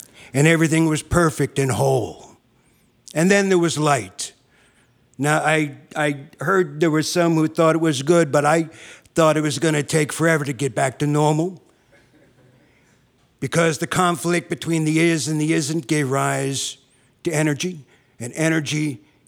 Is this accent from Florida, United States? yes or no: no; South River, New Jersey, United States; now in California, United States; I came in from California, but I'm originally from the New York area.